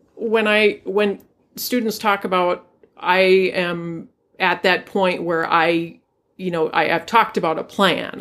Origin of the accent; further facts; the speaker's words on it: Duluth, Minnesota, United States; I grew up here in Duluth